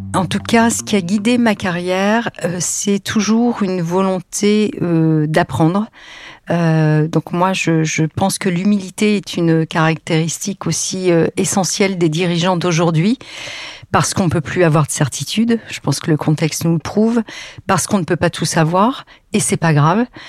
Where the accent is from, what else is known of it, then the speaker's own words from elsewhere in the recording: Lille, Hauts-de-France, France; moved away as an adult; also born or lived in Paris; moi, j'étais provinciale, lilloise d'origine